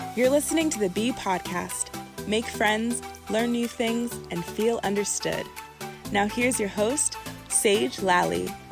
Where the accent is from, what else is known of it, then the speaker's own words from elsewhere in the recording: Bay Area, California, United States; I'm from the Bay Area